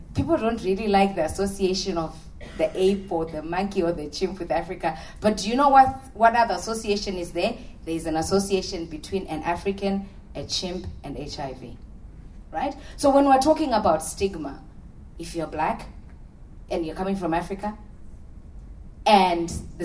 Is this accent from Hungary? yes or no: no; Australia; We are part of the population because we are Australian.